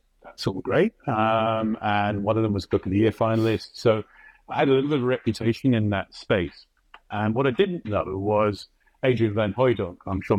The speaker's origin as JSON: {"language": "English", "country": "United Kingdom", "tie": "born or raised there", "moved": "as an adult", "lives_now": "New York, United States", "said": "as you can guess by the accent, I was born in the UK."}